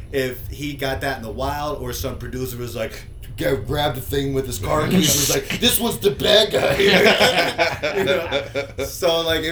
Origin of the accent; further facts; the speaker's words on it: Washington, District of Columbia, United States; moved away; also born or lived in Florida; I'm from like the D.C. area